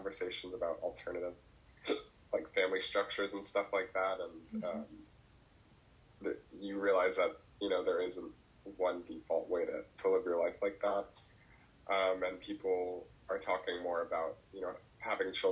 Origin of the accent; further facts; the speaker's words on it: New Jersey, United States; where I'm from Jersey, like the suburbs, like 40-minute train ride from New York City